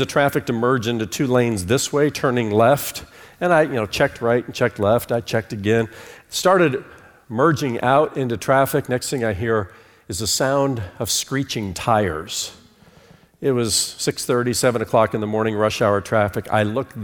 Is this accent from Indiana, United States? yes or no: yes; Fort Wayne, Indiana, United States; born or raised there; moved away as an adult; also born or lived in New York City / Charlotte, North Carolina